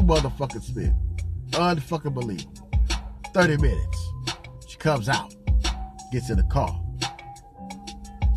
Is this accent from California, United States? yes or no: yes; California, United States; also born or lived in Arizona; I'm from Cali